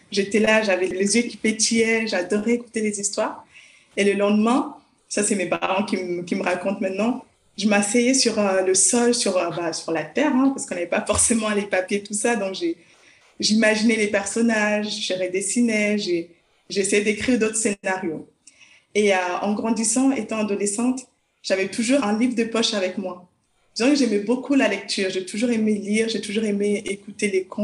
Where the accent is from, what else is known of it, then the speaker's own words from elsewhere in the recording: Lausanne, Vaud, Switzerland; Alors, je suis de Lausanne, je suis euh, psychologue de formation et je suis également auteur jeunesse.